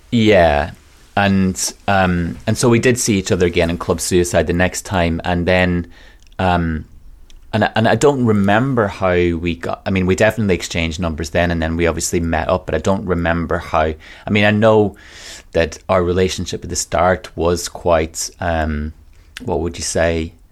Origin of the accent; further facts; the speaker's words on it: Donegal, Ulster, Ireland; moved away as an adult; also born or lived in London; now in Manchester, United Kingdom; I'm from a place called Donegal in Ireland